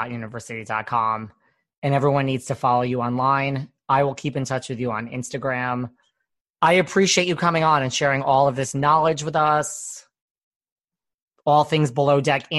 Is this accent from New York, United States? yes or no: yes; New York, United States; I'm from New York.